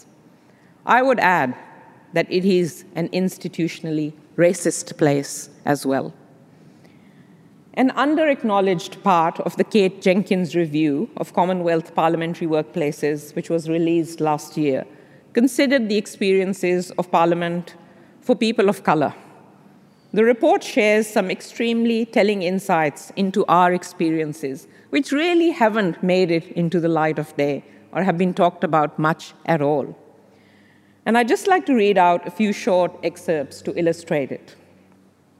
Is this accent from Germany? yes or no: no; Pakistan; moved away as an adult; now in Australia; growing up in Pakistan, a place which was once colonized by the British